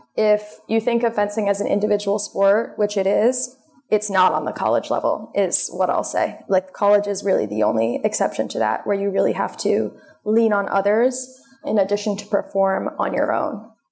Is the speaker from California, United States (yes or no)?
no; Westchester County, New York, United States; I grew up in Westchester County, New York, so only a 45 minute train ride from Columbia's campus